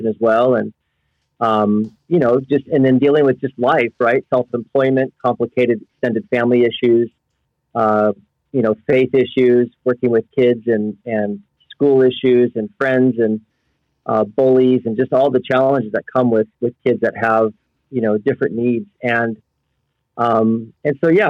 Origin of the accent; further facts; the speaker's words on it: Oklahoma, United States; moved away as an adult; now in St. George, United States; I'm originally from Oklahoma, but my wife and I have lived in St. George, Utah for the past 15 years